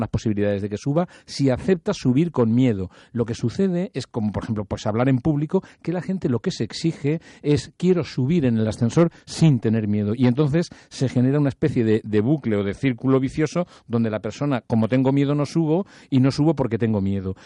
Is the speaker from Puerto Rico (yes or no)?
no; Spain